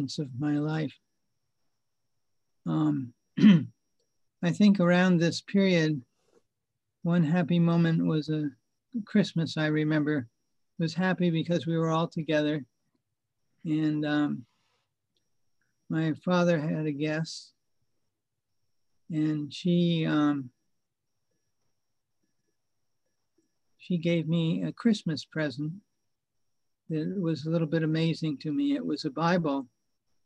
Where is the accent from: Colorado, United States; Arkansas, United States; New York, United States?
New York, United States; Rye; I grew up in a town, it's a suburb of New York City called Rye, New York.